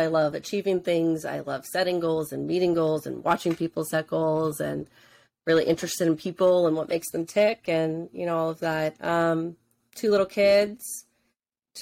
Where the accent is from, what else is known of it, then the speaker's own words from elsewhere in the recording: New Jersey, United States; also born or lived in Pittsburgh; I grew up in North Jersey